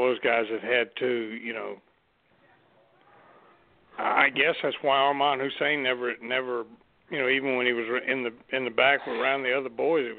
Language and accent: English; Mobile, Alabama, United States; But, I mean, and growing up in Mobile and hearing my grandfather talk about Mario Galindo and all this stuff